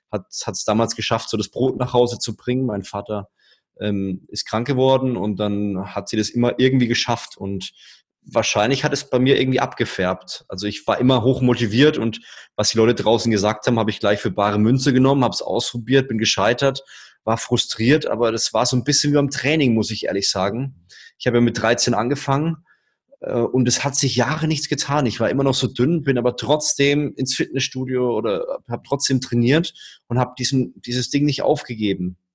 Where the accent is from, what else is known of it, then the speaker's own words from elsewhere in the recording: Würzburg, Bavaria, Germany; Ja, ich komme aus Würzburg, da lebt man unter der Woche abends nichts.